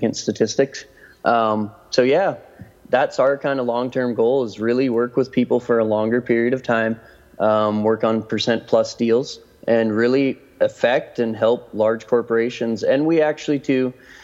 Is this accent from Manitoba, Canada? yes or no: yes; Winnipeg, Manitoba, Canada; moved away as an adult; also born or lived in Vancouver; I grew up in Winnipeg